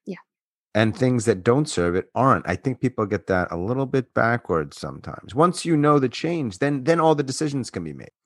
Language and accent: English; Long Island, New York, United States; moved away; I'm from Long Island